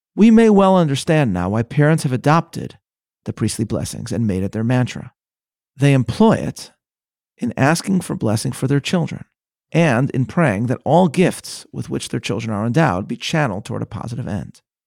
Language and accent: English; Chicago, Illinois, United States; my hometown, the frozen tundra that is Chicago, Illinois